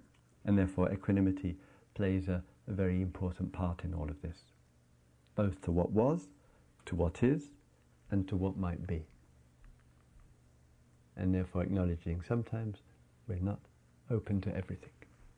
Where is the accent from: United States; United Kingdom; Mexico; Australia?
United Kingdom; England; we carry the label, oh, I am English, and then we have to go through this pathetic, trivial little ritual of walking through immigration